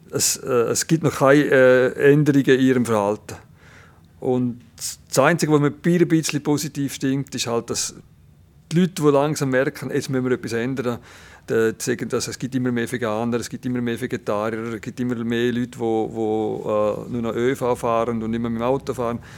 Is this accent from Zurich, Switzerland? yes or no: no; Landquart, Graubünden, Switzerland; Das ist Padre Gazzis Nachbardörfli und oben da ist der Pizol und ich bin gerade in Langquart aufgewachsen.